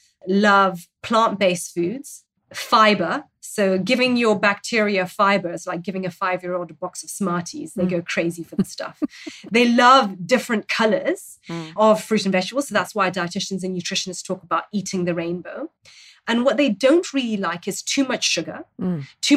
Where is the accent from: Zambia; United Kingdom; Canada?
Zambia; in Zambia, I grew up in Zambia, and we have, again, a fermented milk that we naturally would have in our traditional diets